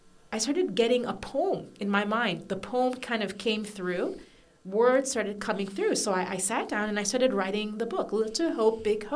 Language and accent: English; Canada; moved away as an adult; also born or lived in Ghana (parents); now in Gold Coast, Australia; I was born in Canada, but my parents are from Ghana and West Africa.